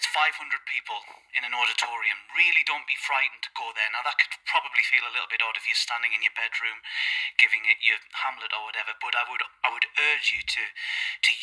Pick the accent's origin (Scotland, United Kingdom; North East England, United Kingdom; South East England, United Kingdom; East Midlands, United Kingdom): North East England, United Kingdom; Crook; I'm an actor from Crook, County Durham, in the northeast of England